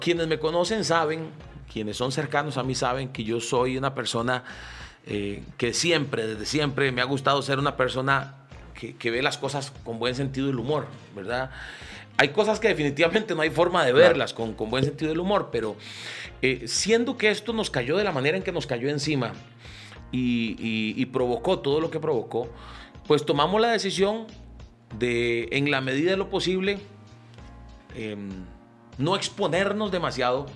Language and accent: Spanish; Costa Rica; como ticos